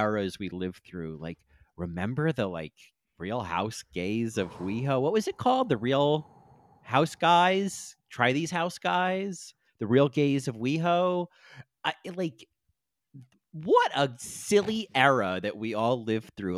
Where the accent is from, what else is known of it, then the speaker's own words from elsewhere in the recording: New Jersey, United States; growing up in New Jersey